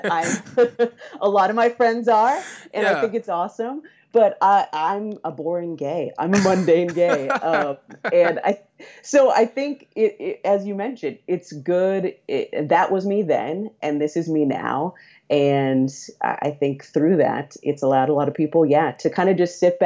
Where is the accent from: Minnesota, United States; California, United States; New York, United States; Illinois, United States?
California, United States; Central Valley; now in San Francisco, United States; I'm from the Central Valley in California, which is a pretty conservative and pretty religious area of the state